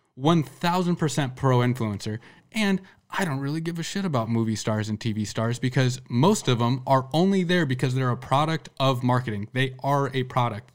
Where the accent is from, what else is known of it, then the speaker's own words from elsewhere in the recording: Sergeant Bluff, Iowa, United States; somebody I grew up with in Sergeant Bluff